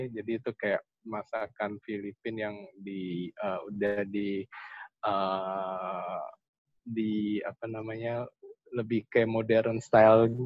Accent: Indonesia; lah kita kan dari Indonesia lumayan uh, bisa menyombongkan bulu tangkisnya.

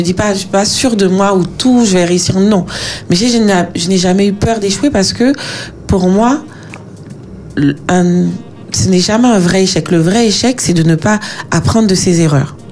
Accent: Martinique; moved away as an adult; now in France; quand on a grandi euh, aux Antilles, en Martinique

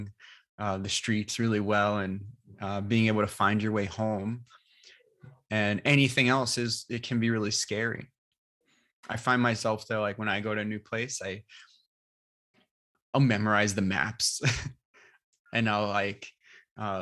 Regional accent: New York, United States; accent: New York; moved away; my New York accent comes out

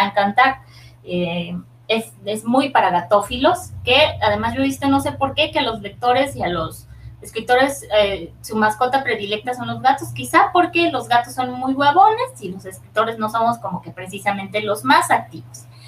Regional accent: northern Mexico, Mexico; los del norte no escribimos igual que los del centro ni

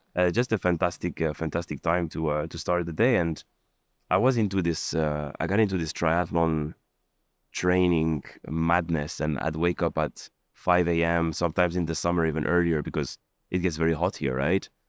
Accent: France; also born or lived in Lebanon; now in Dubai, United Arab Emirates; I was born in Lebanon, and I grew up in, in France

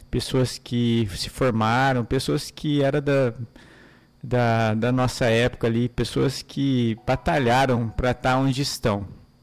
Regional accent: Maringá, Paraná, Brazil; Eu sou de Maringá, nasci em Maringá, Paraná, uma cidade linda, uma cidade maravilhosa, onde pude crescer ali, nascer ali

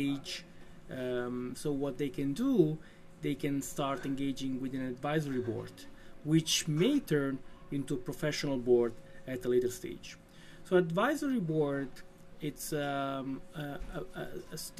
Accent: Italy; moved away as an adult; now in Denmark; I'm from Italy. I moved to Denmark in 2010.

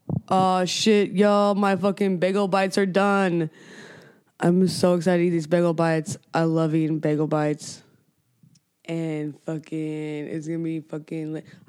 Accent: Raytown, Missouri, United States; born there; I was born in Raytown.

